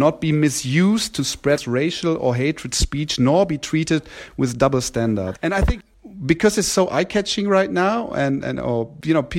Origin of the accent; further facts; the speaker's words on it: Germany; we've been raised in Germany